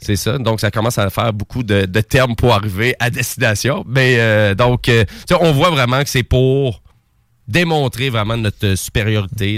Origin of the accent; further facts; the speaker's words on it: Quebec, Canada; accent: Québécois; mon petit accent québécois